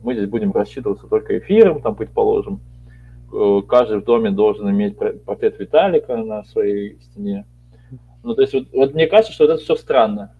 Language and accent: Russian; Siberia, Russia; я вот родился в Сибири